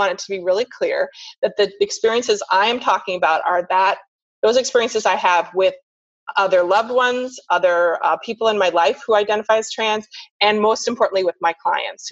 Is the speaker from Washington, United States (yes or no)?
yes; Seattle, Washington, United States; now in Sarasota, United States; I'm from Seattle